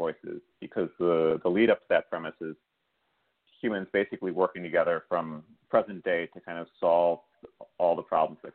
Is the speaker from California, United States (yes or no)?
no; Chicago, Illinois, United States; my hometown of Chicago